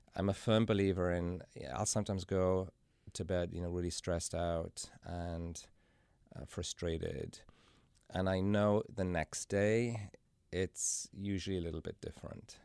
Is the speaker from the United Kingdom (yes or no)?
yes; Carmarthen, Wales, United Kingdom; moved away as an adult; now in Cincinnati, United States; I was born and raised in Wales in a little town called Carmarthen.